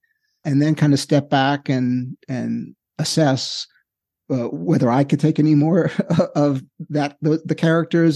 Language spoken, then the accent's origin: English; New York City, New York, United States; I grew up in Queens.